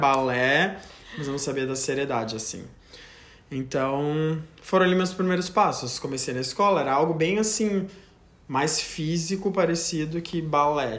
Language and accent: Portuguese; Joinville, Santa Catarina, Brazil; now in United States; eu sou natural de Joinville, Santa Catarina